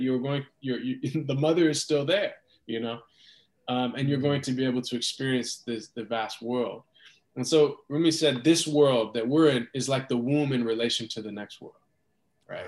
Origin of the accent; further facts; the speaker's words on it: United States; growing up in America